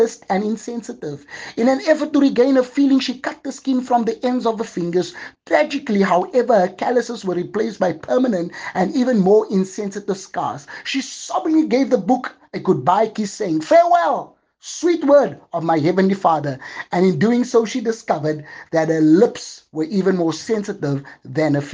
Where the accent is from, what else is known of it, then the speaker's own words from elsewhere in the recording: Johannesburg, Gauteng, South Africa; moved away as an adult; now in Cape Town, South Africa; God had to remove me from my place of birth to another city. I'm living from Johannesburg to Cape Town